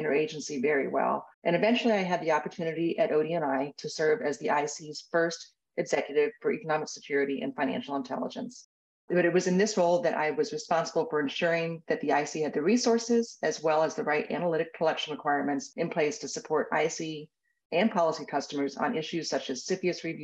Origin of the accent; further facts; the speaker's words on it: Tampa, Florida, United States; I grew up in Tampa, quite literally minutes from McDill Air Force Base